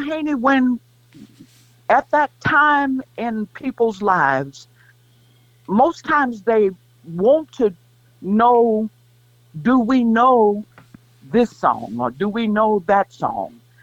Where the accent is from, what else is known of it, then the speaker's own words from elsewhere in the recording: Kansas City, United States; moved away as an adult; also born or lived in Greensboro, North Carolina; I can't say I'm really from Kansas City